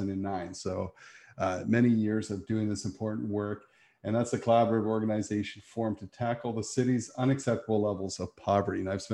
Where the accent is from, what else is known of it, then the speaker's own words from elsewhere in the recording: Niagara, Ontario, Canada; also born or lived in Hamilton; When I was a kid, growing up in Niagara